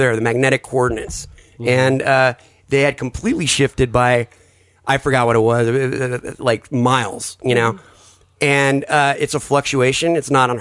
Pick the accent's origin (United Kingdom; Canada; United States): United States; Southern California; I'm from Southern California